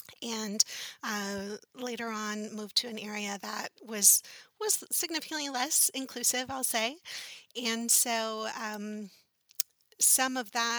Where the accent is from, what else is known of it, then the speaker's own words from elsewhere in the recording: Charleston, South Carolina, United States; I grew up in Charleston, South Carolina. I still live in this area. My family's originally from Puerto Rico, but my father was in the Navy. We come from a long line of veterans, and so we ended up here in this area when I was 3 years old.